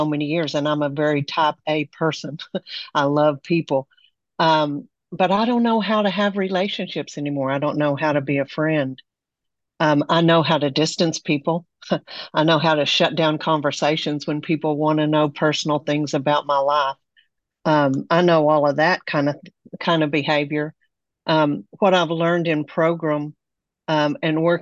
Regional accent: Amarillo, Texas, United States; now in Bay Area, United States; I'm from Amarillo, Texas

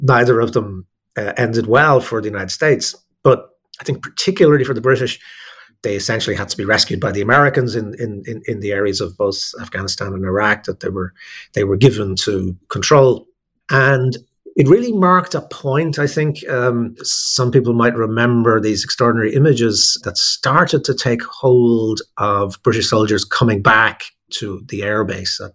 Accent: Ireland; as an Irish person, and therefore someone who's both kind of very close to it and slightly outside of it

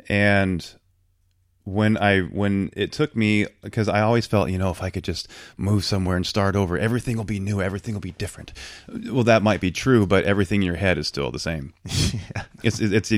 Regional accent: Tacoma, Washington, United States; born there; So I was born in Tacoma in 74

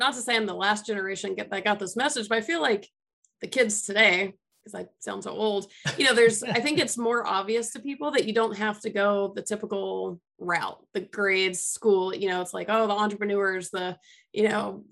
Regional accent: Atlanta, Georgia, United States; moved away; I'm from Atlanta originally

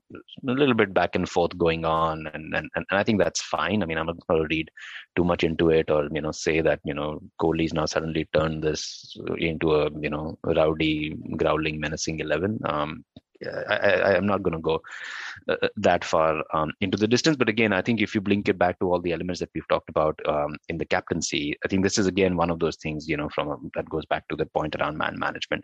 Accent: Delhi, India; moved away as an adult; I have been born and brought up in Delhi, lived 30 years of my life there

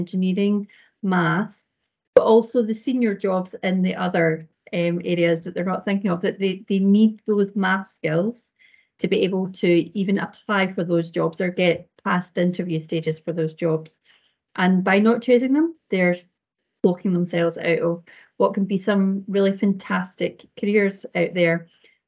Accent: Scotland, United Kingdom; accent: Scottish; I'm Scotland, as you can hear. Scottish, you can hear from my accent

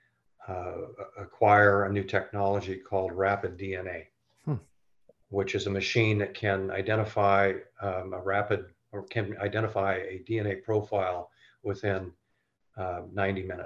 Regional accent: Renton, Washington, United States; I grew up in East Renton

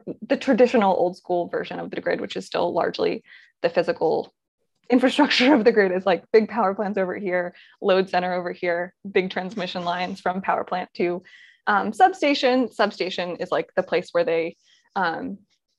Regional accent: just outside of Baltimore, Maryland, United States; also born or lived in Boulder; now in Philadelphia, United States; I'm from Maryland originally, just outside of Baltimore

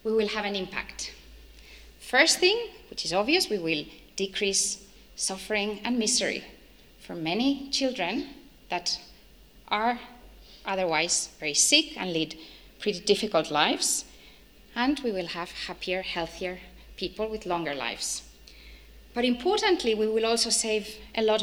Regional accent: Madrid, Community of Madrid, Spain; moved away as an adult; now in Australia; I come from Spain, a country in Europe, and from Spain, right in the center of Spain, Madrid.

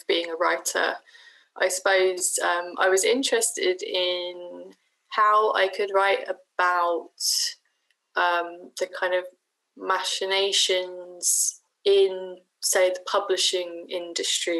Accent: Shoreham-by-Sea, South East England, United Kingdom; my hometown of Shoreham-by-Sea

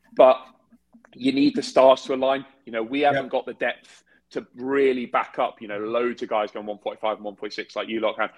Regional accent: United Kingdom; we're British.

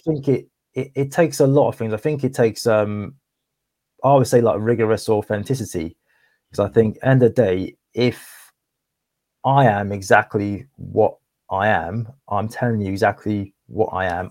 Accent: Cardiff, Wales, United Kingdom; moved away; also born or lived in Essex; 'cause I'm actually from Cardiff, like, originally, um, well, I was born in Cardiff, and I moved over to Essex

